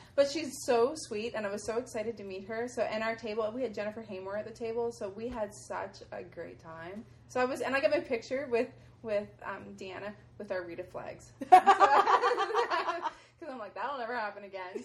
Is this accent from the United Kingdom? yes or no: no; Halifax, Nova Scotia, Canada; I'm from Halifax in Nova Scotia, Canada